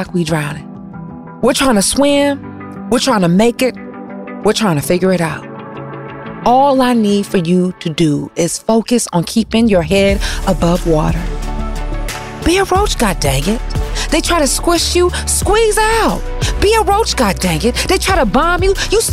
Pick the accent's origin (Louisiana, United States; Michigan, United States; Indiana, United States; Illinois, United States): Michigan, United States; Detroit; we're both from Detroit